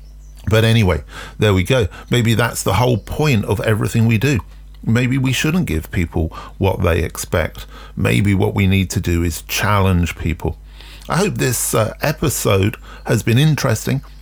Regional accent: London, United Kingdom; I grew up in London during punk

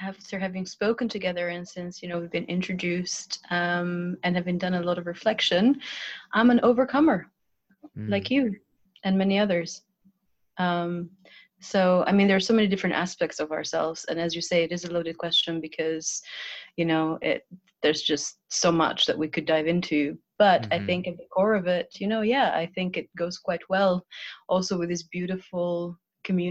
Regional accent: Albania; also born or lived in Switzerland; now in London, United Kingdom; I'm from Albania

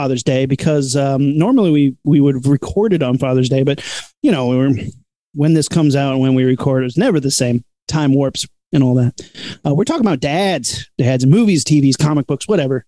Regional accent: Indiana, United States; I grew up in Indiana

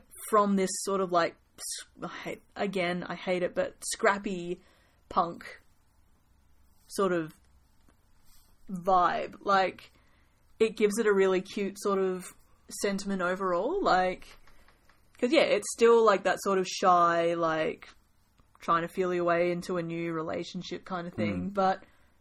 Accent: New Zealand; I'm a Kiwi

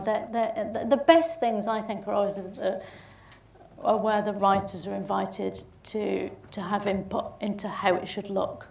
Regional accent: Bolton, North West England, United Kingdom; accent: Bolton; my own Bolton accent

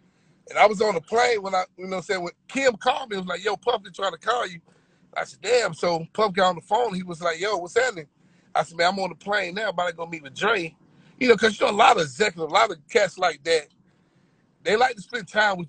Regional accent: Los Angeles, California, United States; And I was like, man, I'm from the hood. Like, I'm from Watts, you know what I'm saying? Kirkwood.

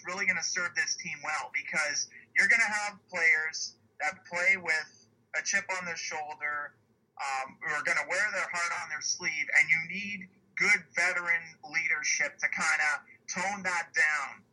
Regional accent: Canada; being a Canadian

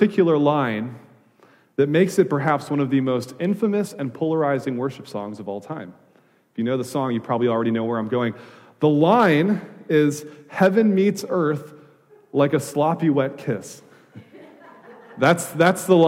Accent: Wisconsin, United States; moved away as an adult; also born or lived in Louisville, Kentucky; now in California, United States; I grew up in Wisconsin

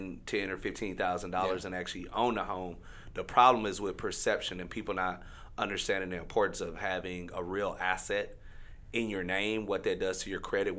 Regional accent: Shreveport, Louisiana, United States; I grew up in Queensboro

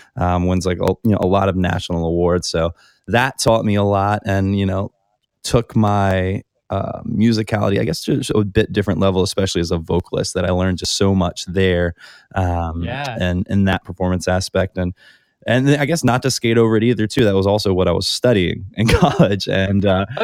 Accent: Virginia, United States; I grew up in Giles County, Virginia

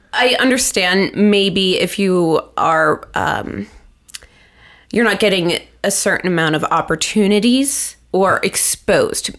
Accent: Cincinnati, Ohio, United States; when I went, it was, like, the largest high school in Ohio

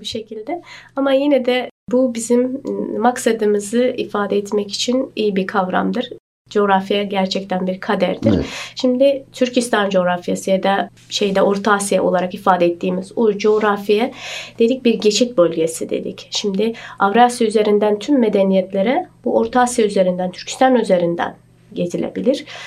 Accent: Shahrisabz, Qashqadaryo Region, Uzbekistan; moved away as an adult; also born or lived in Istanbul, Turkey; now in Turkey; ben e, Şahrisabzliyim

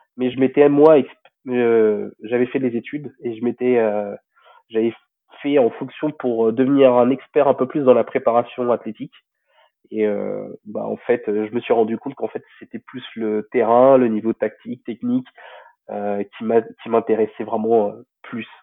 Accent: Rouen, Normandy, France; also born or lived in Tarbes; je suis issu de Rouen, déjà vraiment de base. Et mon club, c'était la SPTT de Rouen à l'époque

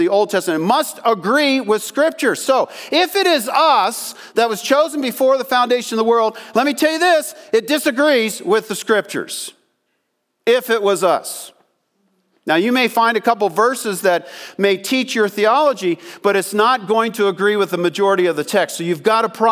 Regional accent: Pennsylvania, United States; I grew up in Pennsylvania

